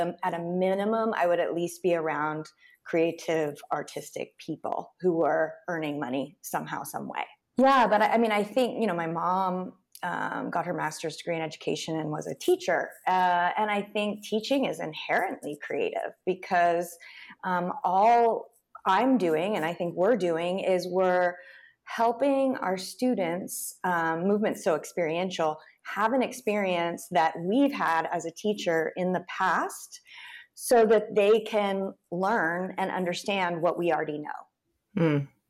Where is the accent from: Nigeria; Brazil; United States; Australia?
United States; Tulsa, Oklahoma; I grew up in Tulsa, Oklahoma.